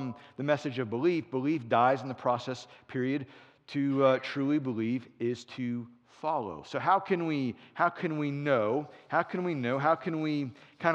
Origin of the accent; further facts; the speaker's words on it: Cincinnati, Ohio, United States; moved away; also born or lived in Florence, South Carolina; I'm from Cincinnati, but we were in Florence, South Carolina